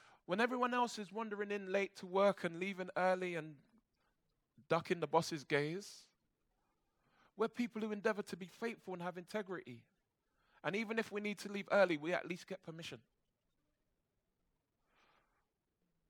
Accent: London, United Kingdom; I grew up in church in Brixton, and then when my dad came to faith, he started taking me to a Baptist church in Peckham.

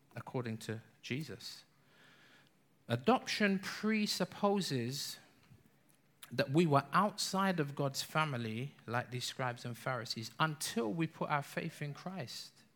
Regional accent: London, United Kingdom; we're English. We're London

